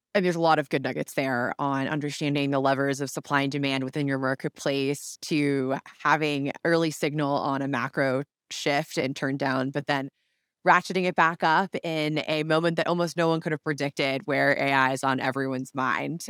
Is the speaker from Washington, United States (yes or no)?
yes; Seattle, Washington, United States; I grew up in Seattle